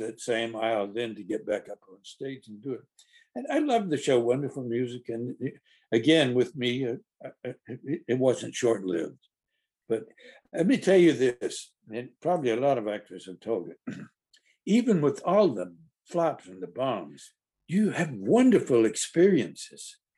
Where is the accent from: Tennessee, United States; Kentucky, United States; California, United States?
Tennessee, United States; Carthage; moved away; also born or lived in New York; my hometown paper the Carthage Courier, the only paper in the world that gives a whoop for Smith County.